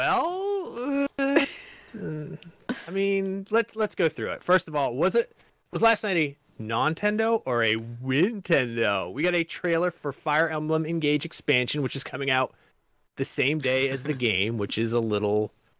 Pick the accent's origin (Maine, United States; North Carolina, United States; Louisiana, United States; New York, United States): Maine, United States; accent: Maine; We don't have a Massachusetts accent. We have a Maine accent.